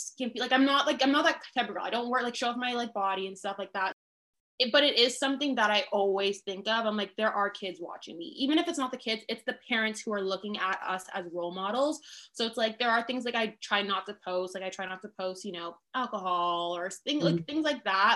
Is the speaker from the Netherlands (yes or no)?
no; Canada; also born or lived in Toronto; as a Canadian